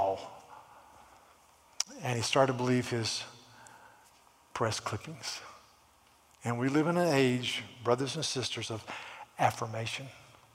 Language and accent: English; United States; as an American